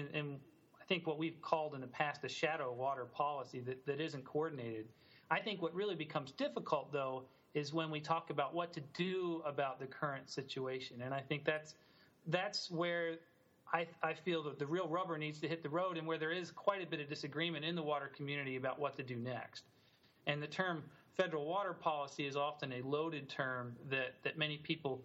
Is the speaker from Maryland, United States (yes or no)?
yes; Maryland, United States; moved away as an adult; now in Utah, United States; I grew up back in Maryland